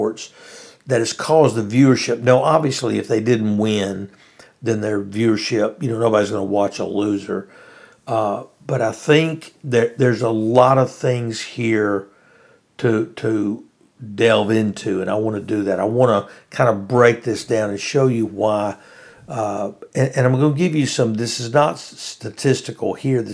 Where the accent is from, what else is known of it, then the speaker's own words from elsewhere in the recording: Louisiana, United States; I'm from Louisiana